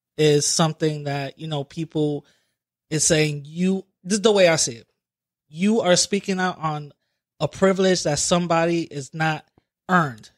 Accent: New York City, New York, United States; I'm, you know, from the Bronx

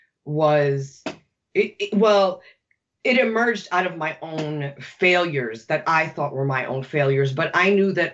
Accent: New York, United States; I'm born and raised in New York.

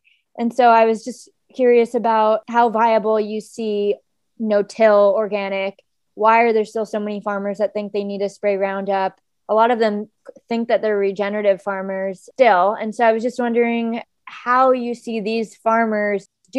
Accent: Hawaii, United States; now in San Francisco, United States; I grew up in Hawaii and then live in San Francisco

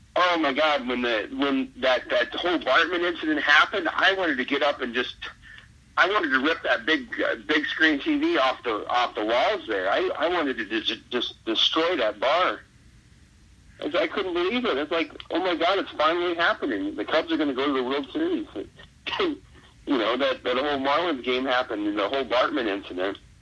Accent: Watkins, Iowa, United States; growing up in Watkins, Iowa

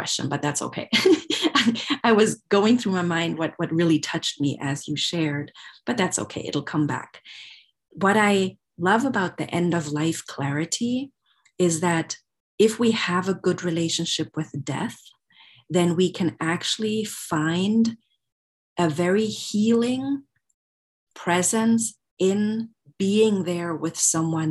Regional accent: Germany; now in United States; I'm from Germany originally

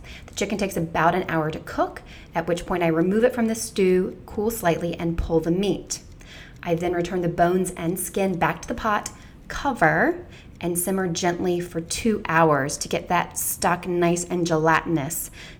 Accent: Baxley, Georgia, United States; moved away; my fellow Georgia native, Mavis J. Sanders, and I took a field trip to my hometown of Baxley, Georgia

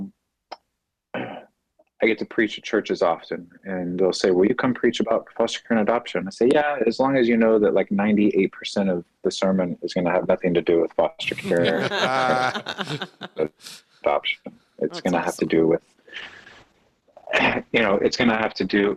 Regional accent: Dallas, Texas, United States; growing up in the Bible church world in Dallas

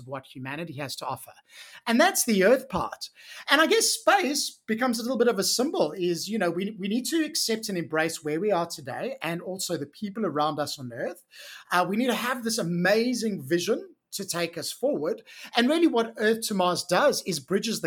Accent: South Africa; moved away as an adult; I actually grew up in South Africa and I spent the first 30 years of my life living, working, playing, doing all the things as a South African.

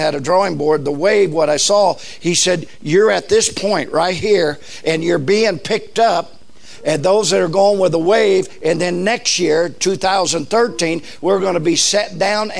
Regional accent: Southern California, United States; I was raised in Southern California

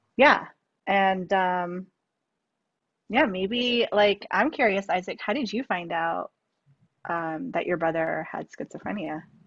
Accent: New York, United States; now in San Francisco, United States; I was born and raised in New York.

